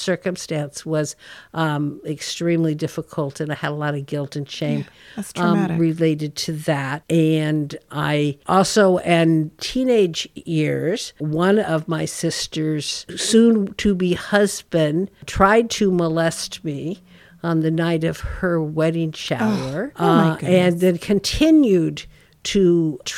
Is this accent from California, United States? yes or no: yes; Yuba City, California, United States; Growing up in Yuba City